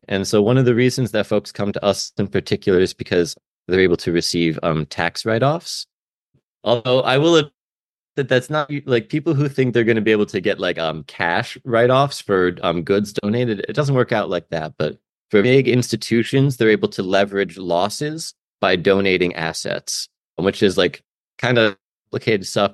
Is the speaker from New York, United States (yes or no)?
yes; Albany, New York, United States; now in Stockton, United States; I'm from Albany, New York, for what that's worth. I was privileged to go to a pretty good high school